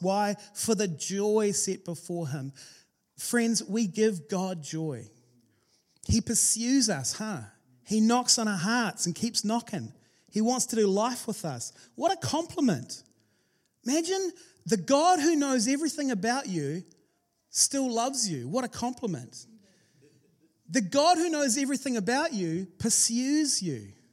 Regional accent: New Zealand; we're from New Zealand.

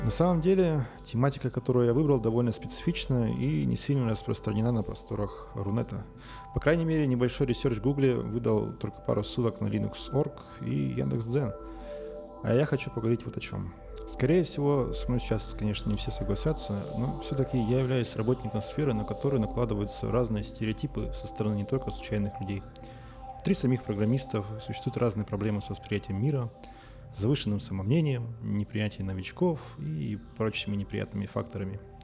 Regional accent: Nizhnyaya Salda, Sverdlovsk Oblast, Russia; я родился и живу в Свердловской области. Мой родной город Нижняя Салда

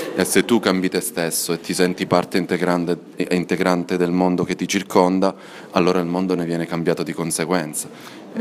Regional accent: Cosenza, Calabria, Italy; moved away; nella mia terra, a due chilometri da casa mia, che ora è casa dei miei

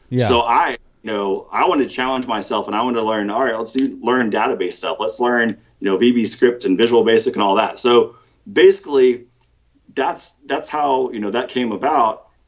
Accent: North Carolina, United States; also born or lived in Virginia; So basically, I always like kind of think I grew up in North Carolina, Northern Virginia.

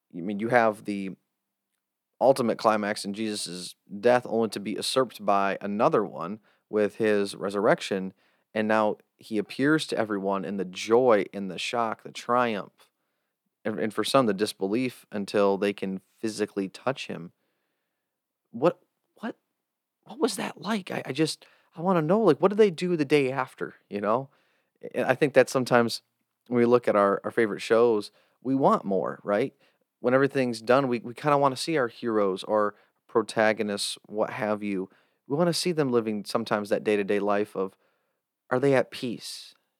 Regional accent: United States; as an American

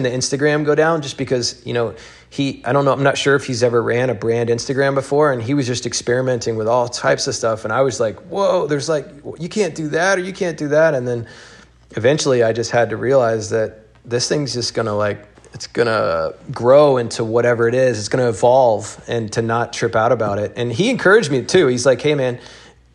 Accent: Alabama, United States; moved away; I came from Alabama

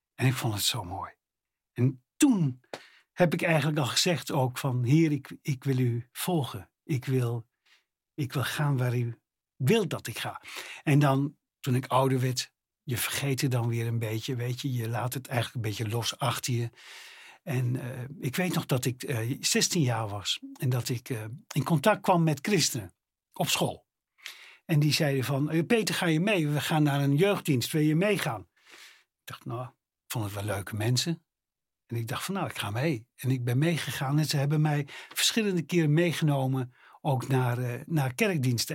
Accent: Netherlands; ik als Nederlander met mijn Nederlandse paspoortje

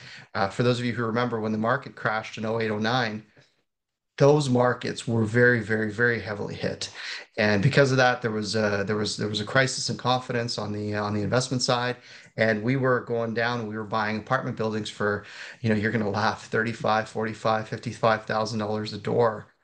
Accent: Canada; I'm a Canadian investing

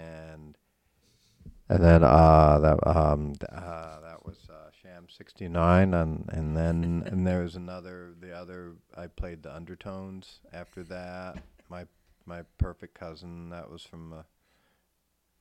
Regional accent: Marshalltown, Iowa, United States; moved away; also born or lived in New York; KFJB, was our radio station in Marshalltown, where I'm from.

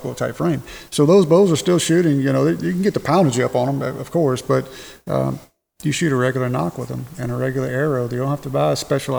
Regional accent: Mississippi, United States; moved away; also born or lived in Louisiana; I'm originally from Louisiana. I grew up in Mississippi.

